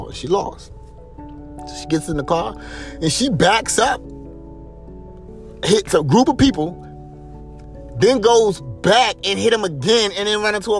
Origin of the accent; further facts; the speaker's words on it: Greensboro, North Carolina, United States; moved away; I'm back in my hometown. Because I'm originally from Greensboro, North Carolina.